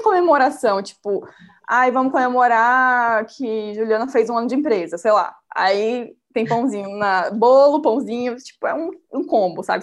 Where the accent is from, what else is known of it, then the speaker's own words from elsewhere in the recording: Salvador, Bahia, Brazil; moved away as an adult; eu não sou daqui, eu sou de Salvador